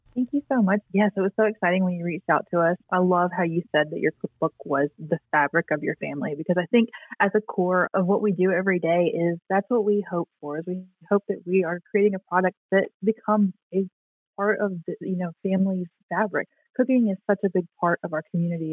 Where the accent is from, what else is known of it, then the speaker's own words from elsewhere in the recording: the South, United States; moved away; I'm from the South and we say dressing